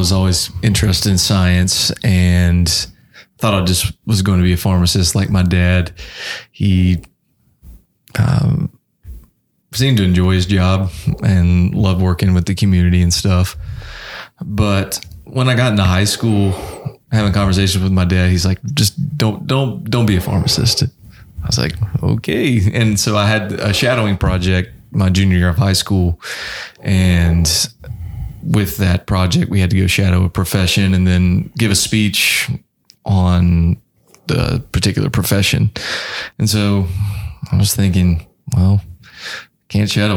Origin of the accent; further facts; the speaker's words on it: Belmont, North Carolina, United States; moved away as an adult; also born or lived in Chapel Hill, North Carolina; I am from the Charlotte, North Carolina area, specifically Belmont. Shout out to all the Gaston County people out there. Born and raised there